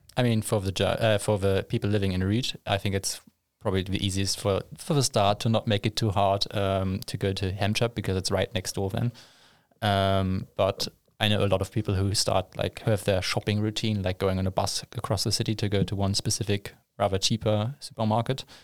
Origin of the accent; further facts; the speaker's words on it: Germany; moved away as an adult; now in Linköping, Sweden; I'm from Germany originally